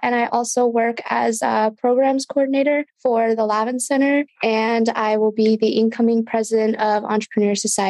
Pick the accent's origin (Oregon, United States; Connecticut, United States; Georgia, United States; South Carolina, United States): Connecticut, United States; now in San Diego, United States; I'm originally from Connecticut, though, so I'm from the East Coast.